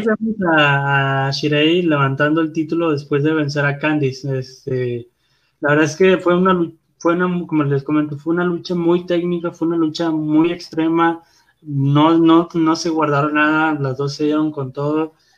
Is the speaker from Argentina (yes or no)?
no; Guadalupe, Nuevo León, Mexico; Soy de Guadalupe